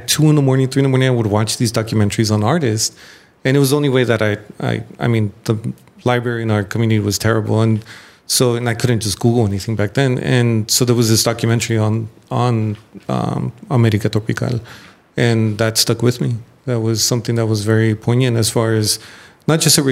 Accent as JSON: {"language": "English", "area": "San Gabriel Valley", "region": "California", "country": "United States", "said": "I'm from San Gabriel Valley"}